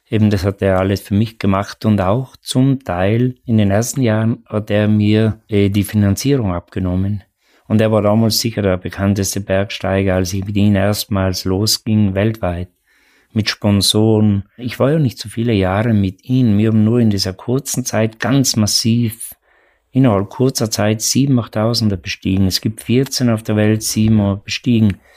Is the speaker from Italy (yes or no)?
yes; Trentino-Alto Adige, Italy; oder bei uns in Südtirol den höchsten Berg, den Ortler